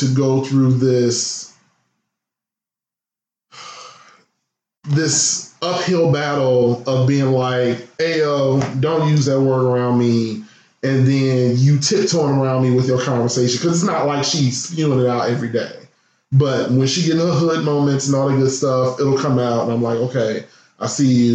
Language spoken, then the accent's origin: English; Midwest, United States; I come from the Midwest where we slang that word left and right